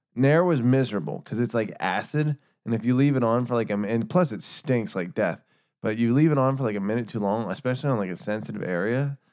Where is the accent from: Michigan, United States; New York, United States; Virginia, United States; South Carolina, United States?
Virginia, United States; Northern; we're from Northern Virginia